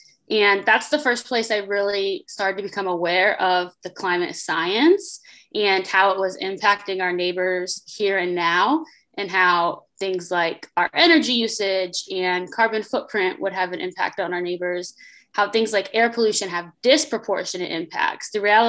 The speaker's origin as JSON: {"language": "English", "region": "Connecticut", "country": "United States", "tie": "born or raised there", "said": "I grew up in Connecticut, so I spent a lot of time enjoying the New England landscape all over, including I have family from Vermont"}